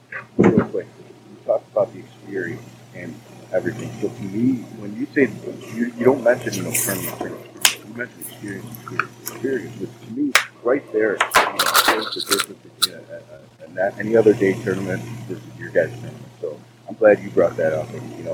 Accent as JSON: {"language": "English", "town": "Chicago", "region": "Illinois", "country": "United States", "said": "I'm from Chicago."}